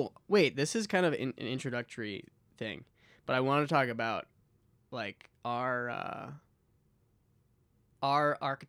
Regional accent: Hingham, Massachusetts, United States; also born or lived in Chicago; I'm from Hingham.

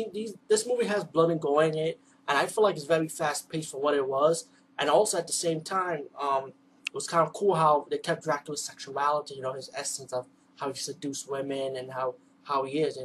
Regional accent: Bronx, New York, United States; let me say I'm from the East Coast, from the Bronx of New York.

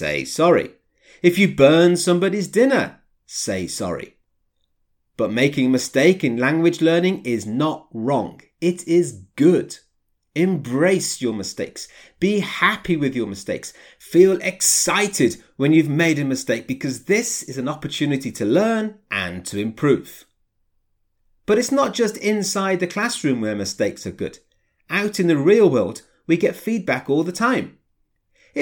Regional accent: England, United Kingdom; I come from England.

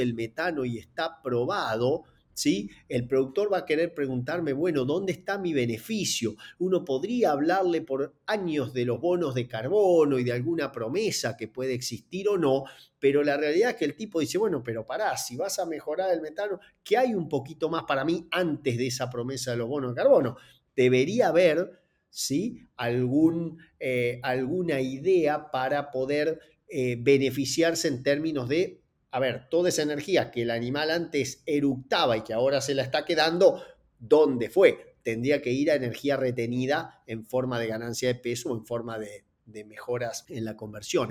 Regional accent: Argentina; soy argentino

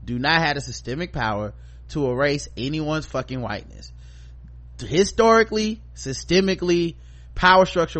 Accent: United States; as American black people

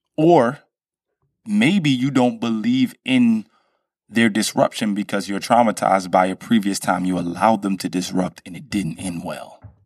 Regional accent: Brooklyn, New York, United States; I'm from Brooklyn

